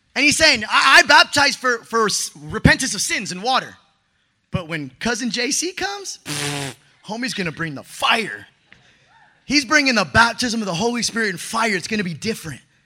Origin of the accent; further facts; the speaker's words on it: Mexico; I'm Mexican. I come from Latino family